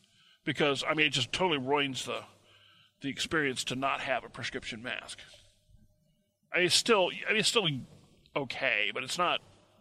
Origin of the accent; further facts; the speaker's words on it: Missouri, United States; I'm from Missouri